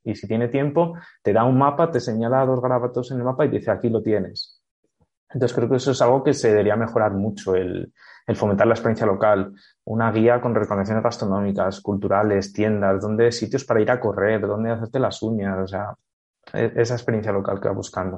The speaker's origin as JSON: {"language": "Spanish", "town": "Salamanca", "region": "Castile and León", "country": "Spain", "also_born_or_lived": "Bolivia / Costa Rica", "said": "Yo soy de aquí de Salamanca"}